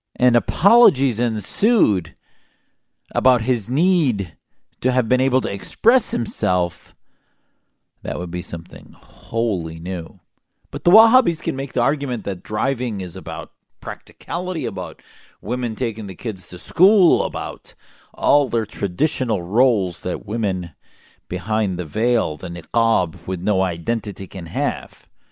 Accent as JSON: {"language": "English", "country": "United States", "said": "I'm an American Muslim, a patriot"}